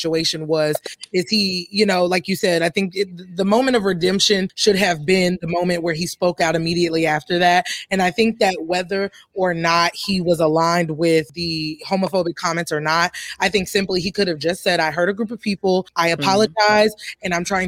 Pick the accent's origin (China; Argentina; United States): United States; Deep South; I'm from the Deep South